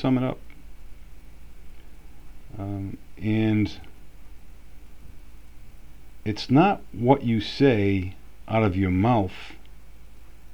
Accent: United States; also born or lived in Florence, Italy; as an American

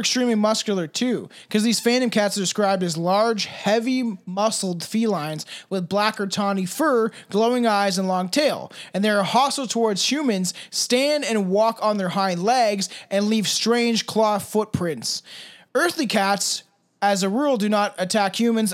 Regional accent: Canada; I'm Canadian

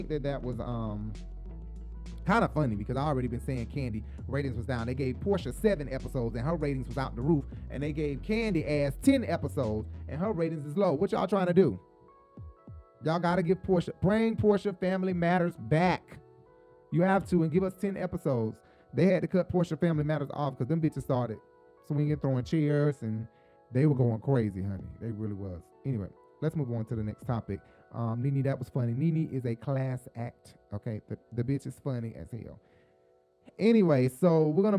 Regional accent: Atlanta, Georgia, United States; moved away; I typically watch my church services in Atlanta because that's just what I'm used to. I'm used to Southern preachers like Bishop Eddie Long

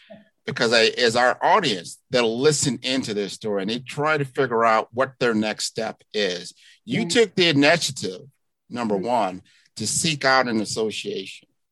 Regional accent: Miami, Florida, United States; my hometown of Miami, Florida

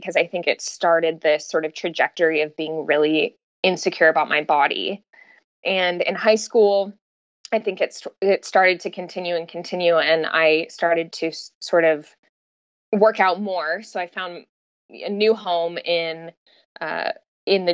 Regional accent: Southern California, United States; now in San Luis Obispo, United States; I grew up in Southern California.

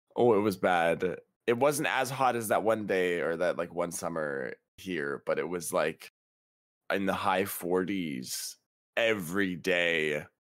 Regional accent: Canada; also born or lived in British Columbia; We're Canadian

